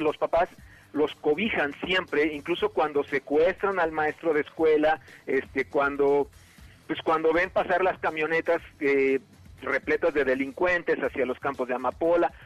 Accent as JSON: {"language": "Spanish", "country": "Mexico", "said": "como mexicano"}